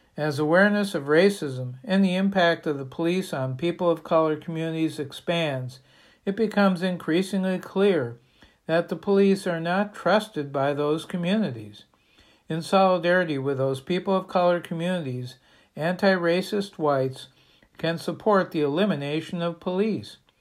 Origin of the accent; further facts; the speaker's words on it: Bangor, Maine, United States; my hometown of Bangor